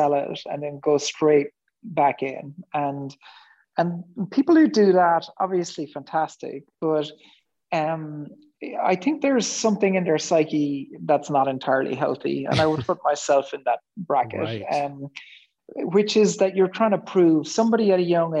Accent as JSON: {"language": "English", "area": "West Cork", "region": "Munster", "country": "Ireland", "tie": "born or raised there", "said": "I grew up in West Cork in Ireland in the 1970s"}